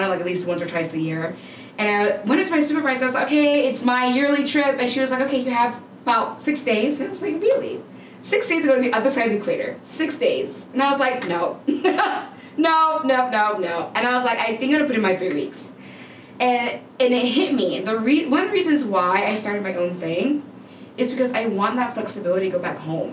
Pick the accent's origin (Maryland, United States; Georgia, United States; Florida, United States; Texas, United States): Georgia, United States; Atlanta; I grew up mainly here in Atlanta.